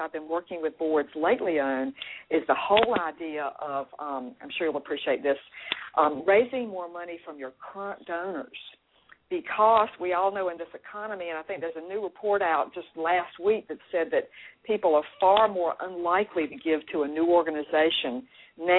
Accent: Raleigh, North Carolina, United States; I'm from Raleigh, North Carolina

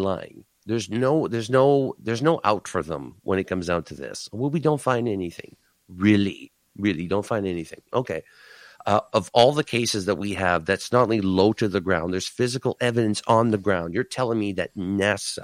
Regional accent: Canada

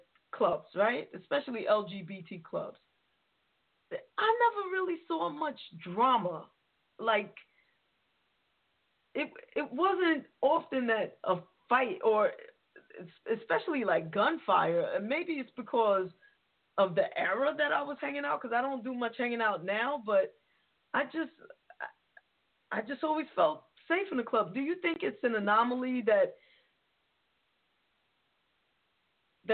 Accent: New York City, New York, United States; as a New Yorker

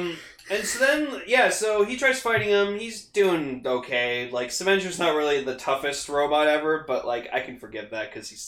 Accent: Canada; I'm Canadian and that's how we say Z. We say Zed.

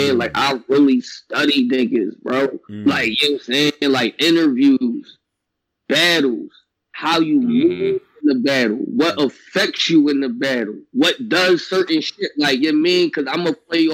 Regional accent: Philadelphia, Pennsylvania, United States; I'm from Philly, but keep it a bean. I don't sound like a battle rapper from there, though

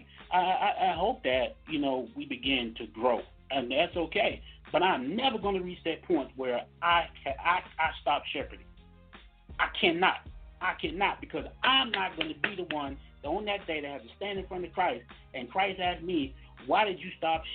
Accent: Mississippi, United States; I'm from Mississippi

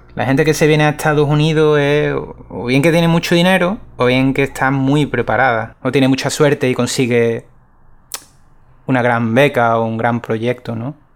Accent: Seville, Andalusia, Spain; moved away as an adult; also born or lived in Zurich, Switzerland; now in Los Angeles, United States; soy sevillano

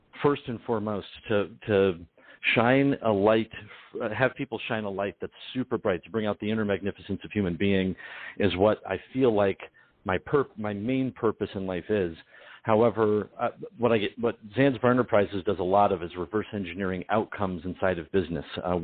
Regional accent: Detroit, Michigan, United States; My family's Sicilian, Ukrainian, and I'm from Detroit.

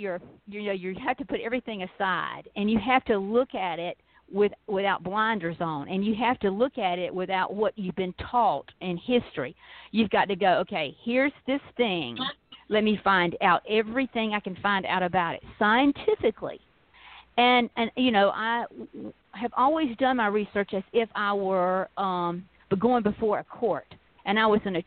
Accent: South Georgia, United States; when I was growing up in South Georgia

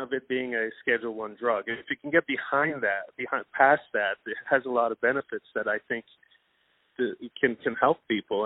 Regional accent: Iran; now in United States; originally I was born in Iran

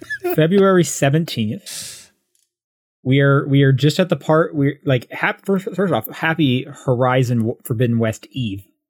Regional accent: Calgary, Alberta, Canada; moved away; I'm from Calgary

